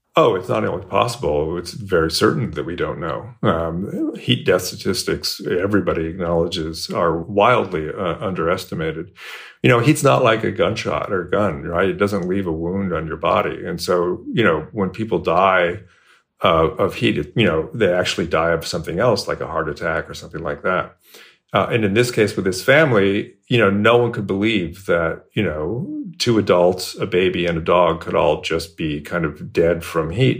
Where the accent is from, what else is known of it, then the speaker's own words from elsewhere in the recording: Bay Area, California, United States; moved away as an adult; now in Texas, United States; I grew up in the Bay Area, California.